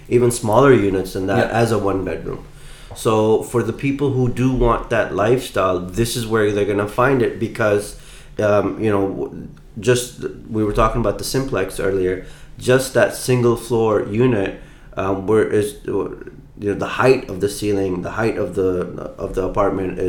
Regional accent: Mississippi, United States; now in Dubai, United Arab Emirates; I grew up in Mississippi back in '89, and we had dishwashers there

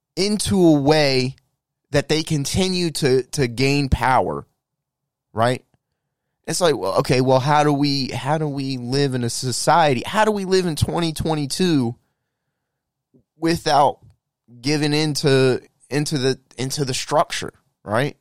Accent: United States; we as the American people

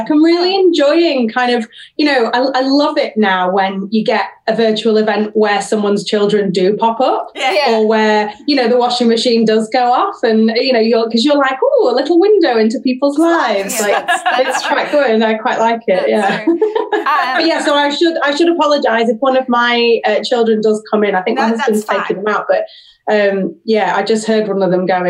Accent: Sheffield, Yorkshire and the Humber, United Kingdom; I grew up in Sheffield, I did a drama degree in Manchester, so I was there for 3 years

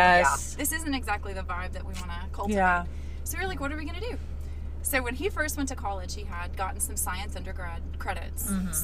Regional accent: Murfreesboro, Tennessee, United States; moved away as an adult; also born or lived in Pittsburgh, Pennsylvania / Los Angeles, California; now in Pittsburgh area, United States; So I grew up just outside of Nashville, Tennessee, in the geographical center of the state of Tennessee. Murfreesboro.

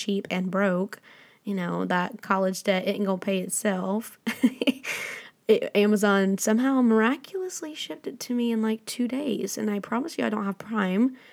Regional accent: the South, United States; growing up in the South

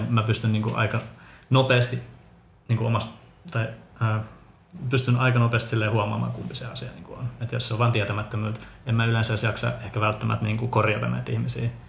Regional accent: Finland; also born or lived in Bogotá, Colombia / Helsinki, Finland; adoptoitu Kolumbiasta, vähän niin kuin sinutkin Mari Vera. Todellaan samaan aikaan tultiin sieltä. Tuota, kolme kuukautisena Suomeen, eli olen ehtinyt olemaan täällä nyt 30 vuotta.

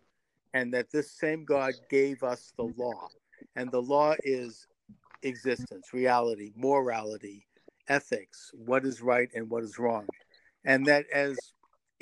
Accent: United States; I'm an American

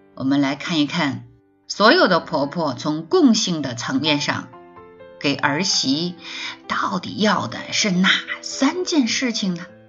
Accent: China; 特别是对于我们中国人而言

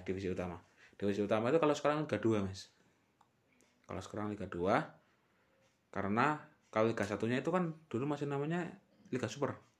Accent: Temanggung, Central Java, Indonesia; kota kelahiran kita ini

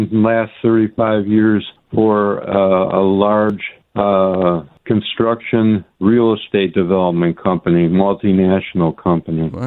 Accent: Rochester, New York, United States; I grew up uh, in Rochester, New York.

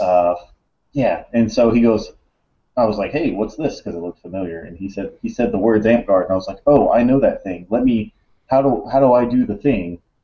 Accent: Alabama, United States; moved away as an adult; also born or lived in Monterey, California; I grew up in Alabama

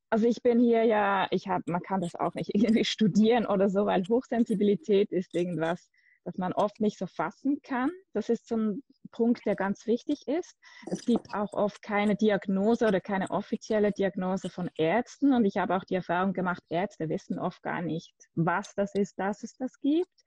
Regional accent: Switzerland; ich bin aus der Schweiz.

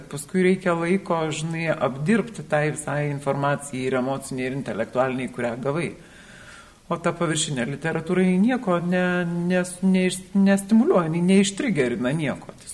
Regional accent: Lithuania; aš gimiau Lietuvoje, gimiau inteligentiškoje šeimoje, na, mane tėvai galėjo išleisti mokslus.

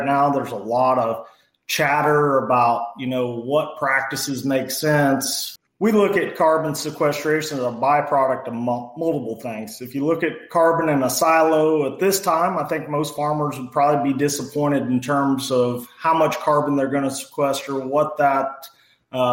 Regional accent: Mason County, Illinois, United States; grew up on a family farm. Our family still farms up north of Springfield, Illinois in Mason County

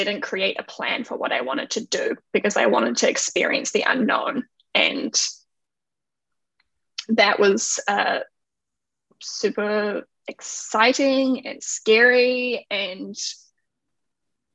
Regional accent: New Zealand; moved away as an adult; now in Canada; I'm from New Zealand, but living in Canada right now.

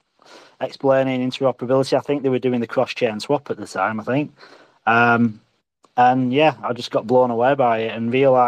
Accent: England, United Kingdom; now in Alkimos, Australia; I'm an Englishman in Australia

